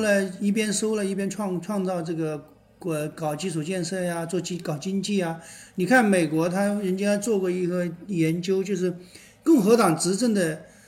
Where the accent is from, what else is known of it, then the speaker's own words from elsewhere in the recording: China; 我们中国人